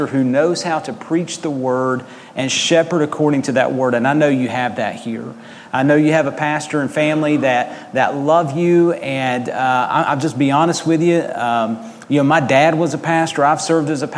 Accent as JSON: {"language": "English", "country": "United States", "tie": "born or raised there", "also_born_or_lived": "Georgia, United States / Mississippi, United States / Arkansas, United States", "moved": "yes", "said": "I grew up in Georgia and Mississippi, and now Arkansas a little bit as well"}